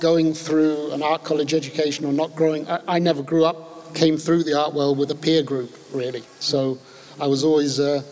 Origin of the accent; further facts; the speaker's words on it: London, United Kingdom; moved away as an adult; also born or lived in west of Ireland; now in Ireland; I grew up in London and moved to Ireland in 1984 when I left finishing my education